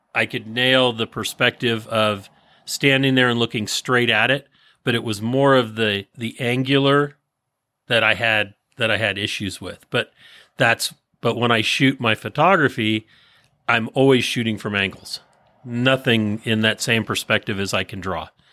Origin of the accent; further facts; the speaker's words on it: San Francisco Bay Area, California, United States; moved away as an adult; now in Placerville, United States; I was born in and raised in the San Francisco Bay Area, just outside of San Francisco